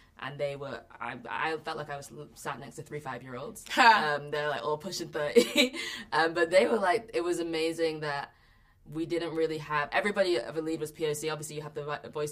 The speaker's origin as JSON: {"language": "English", "town": "Manchester", "region": "North West England", "country": "United Kingdom", "said": "I'm from Manchester"}